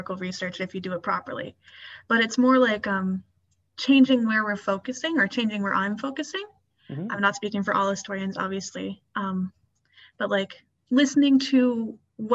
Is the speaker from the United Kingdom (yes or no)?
no; Prince Edward Island, Canada; I'm from Prince Edward Island